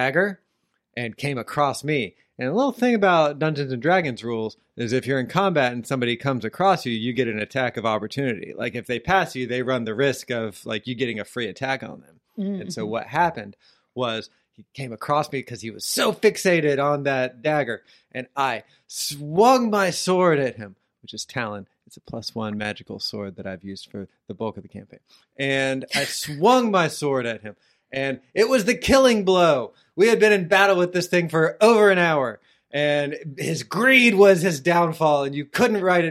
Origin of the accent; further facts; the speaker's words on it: Orlando, Florida, United States; I grew up in Orlando